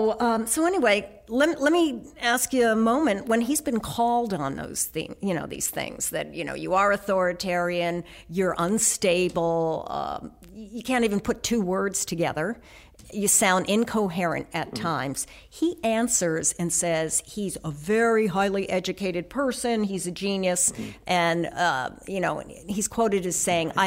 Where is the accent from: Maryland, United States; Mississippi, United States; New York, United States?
New York, United States; New York City; growing up in New York City